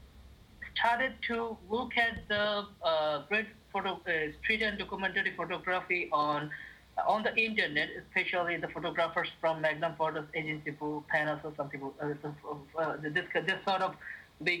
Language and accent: English; Chittagong, Chittagong Division, Bangladesh; moved away as an adult; now in Dhaka, Bangladesh; Chittagong is my hometown